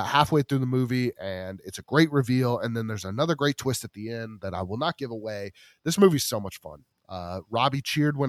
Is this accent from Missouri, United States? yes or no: yes; Columbia, Missouri, United States; my hometown of Columbia, Missouri.